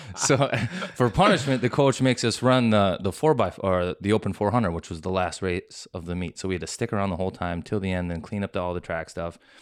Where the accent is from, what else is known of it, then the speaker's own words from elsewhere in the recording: Minnesota, United States; just Minnesota, grew up